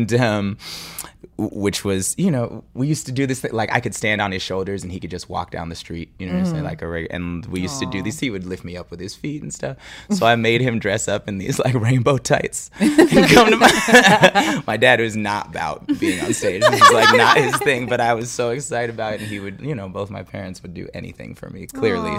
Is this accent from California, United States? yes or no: yes; Bay Area, California, United States; I'm from the Bay Area